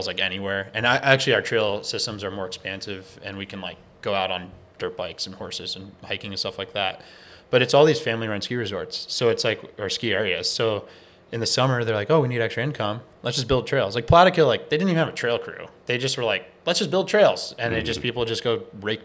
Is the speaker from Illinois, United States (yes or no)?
no; upstate New York, United States; now in Bellingham, United States; I'm from a town of like 100 people in upstate New York, like 3 hours north of the city